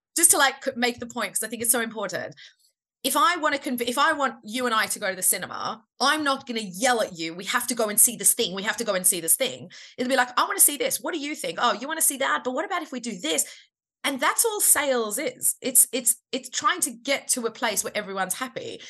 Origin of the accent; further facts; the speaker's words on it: Australia; I'm Australian